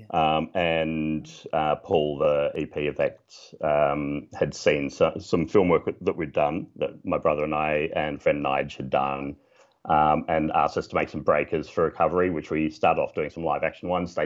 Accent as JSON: {"language": "English", "town": "Melbourne", "region": "Victoria", "country": "Australia", "tie": "born or raised there", "said": "I grew up in Melbourne"}